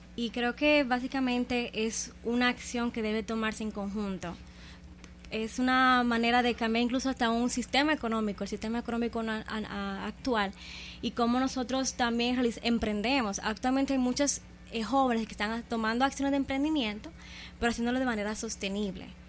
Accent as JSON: {"language": "Spanish", "country": "Dominican Republic", "said": "nosotros como República Dominicana"}